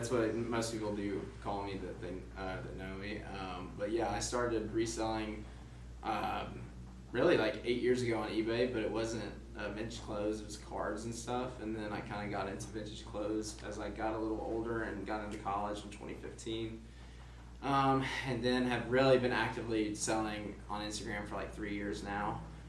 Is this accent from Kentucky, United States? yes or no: yes; Western Kentucky, United States; I'm from Western Kentucky, about an hour north of Nashville, so country music is huge.